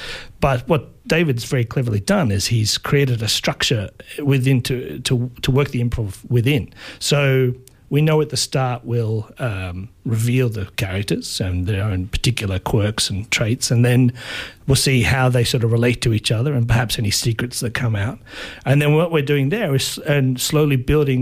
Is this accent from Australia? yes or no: yes; Baxter, Victoria, Australia; I grew up in Baxter on Joan Lindsay's property